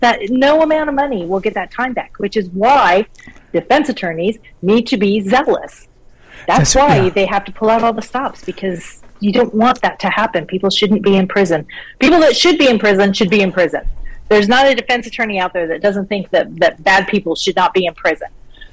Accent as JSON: {"language": "English", "town": "Colorado Springs", "region": "Colorado", "country": "United States", "tie": "born there", "said": "So I was born in Colorado Springs. My book is set in Denver, so I tried to get back there. But I was I moved around a whole bunch."}